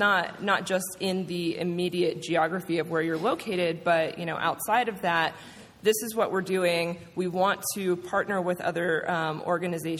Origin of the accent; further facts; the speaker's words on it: Georgia, United States; moved away as an adult; also born or lived in Atlanta, Georgia; now in New York, United States; I grew up in Georgia and I went to college in Atlanta. So coming from Atlanta to New York